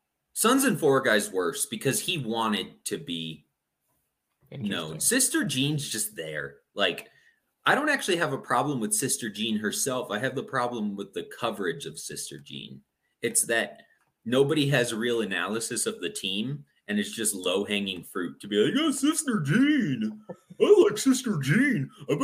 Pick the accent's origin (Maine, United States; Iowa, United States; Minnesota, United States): Minnesota, United States; I'm from Minnesota.